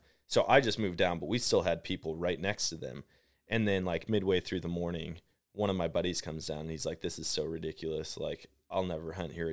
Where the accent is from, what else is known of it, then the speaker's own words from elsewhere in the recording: Wisconsin, United States; now in Missouri, United States; I'm from Wisconsin originally